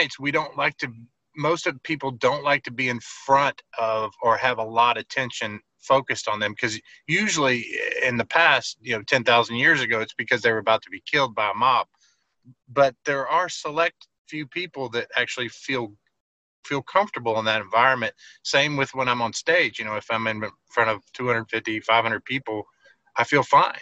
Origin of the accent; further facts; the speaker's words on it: New Orleans, Louisiana, United States; Growing up in New Orleans